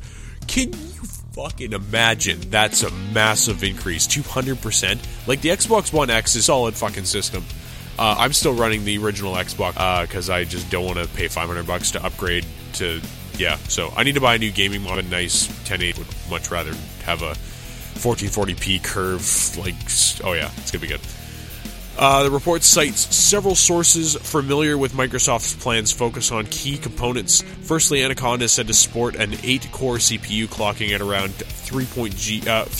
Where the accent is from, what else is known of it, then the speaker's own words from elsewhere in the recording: Canada; I'm Canadian